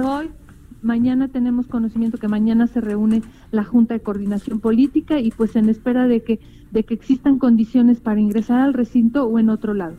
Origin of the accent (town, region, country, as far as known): Mexico